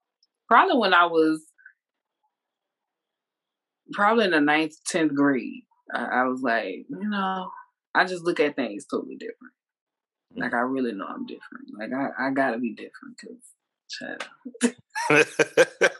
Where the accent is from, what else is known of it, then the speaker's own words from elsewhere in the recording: New Orleans, Louisiana, United States; now in Georgia, United States; I'm from New Orleans